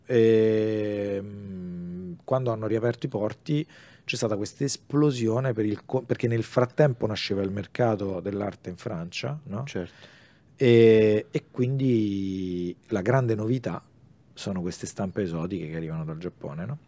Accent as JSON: {"language": "Italian", "town": "Rome", "region": "Lazio", "country": "Italy", "said": "io sono di Roma"}